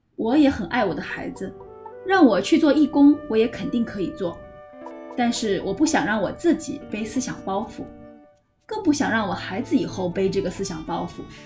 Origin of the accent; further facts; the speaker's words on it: China; moved away as an adult; now in Singapore; 我的父母为了能让我在我们家乡那个城市上最好的小学